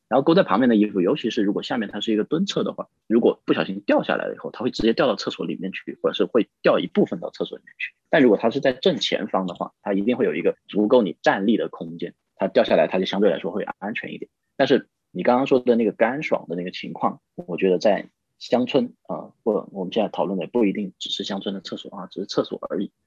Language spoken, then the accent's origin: Chinese; a county town in Guilin, Guangxi, China; moved away; 我的老家，就是在桂林的一个县城，我们那时候就上过焦点访谈